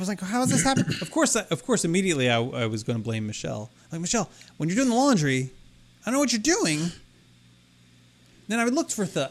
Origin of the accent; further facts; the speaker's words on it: Maryland, United States; It was filmed in my home state